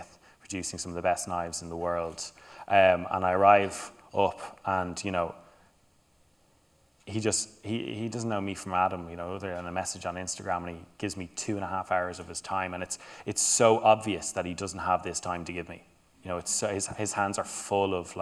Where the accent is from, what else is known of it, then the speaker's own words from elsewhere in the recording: Ireland; also born or lived in Denmark; being a white male growing up in Ireland